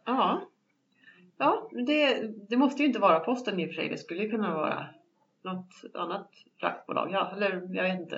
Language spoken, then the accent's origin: Swedish; along the road up from Mora, Dalarna County, Sweden; moved away; den vägen där jag växte upp